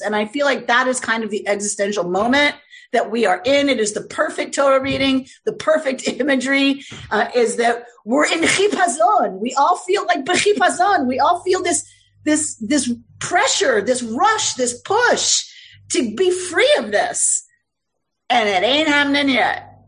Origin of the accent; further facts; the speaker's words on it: United States; I'm an American